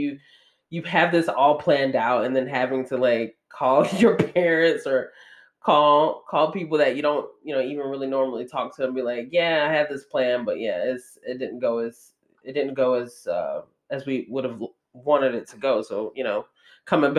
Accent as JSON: {"language": "English", "region": "Georgia", "country": "United States", "tie": "born or raised there", "moved": "as an adult", "said": "the first time that I had ever been out, you know, away from my hometown, let alone like away from the state of Georgia"}